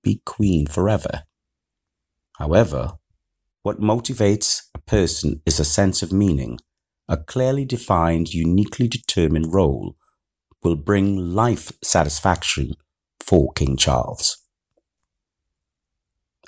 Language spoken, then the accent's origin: English; Trinidad & Tobago; now in United Kingdom; My home country, Trinidad and Tobago